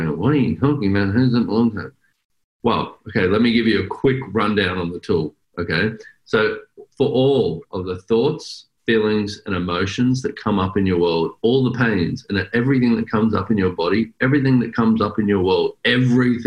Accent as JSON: {"language": "English", "country": "Australia", "accent": "Australian", "moved": "yes", "lives_now": "United States", "said": "I'm an Australian"}